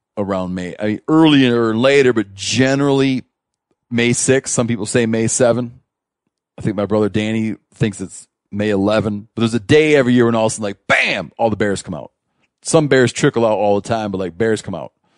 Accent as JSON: {"language": "English", "region": "Michigan", "country": "United States", "tie": "born or raised there", "moved": "yes", "said": "I grew up in Michigan, right? We moved out west"}